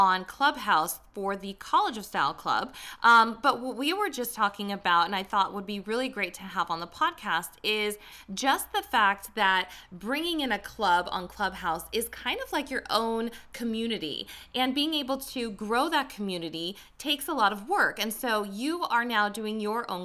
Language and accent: English; Las Vegas, Nevada, United States; now in Hollywood, United States; I'm not from Hollywood. I'm from Vegas, but I live in Hollywood